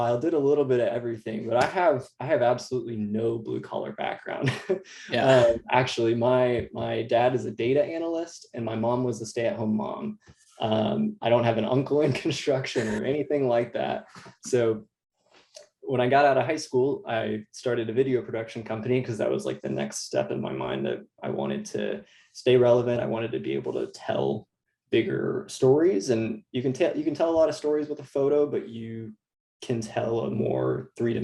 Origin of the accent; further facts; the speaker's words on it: Austin, Texas, United States; I'm from Austin, Texas. I grew up in a suburb north of Austin.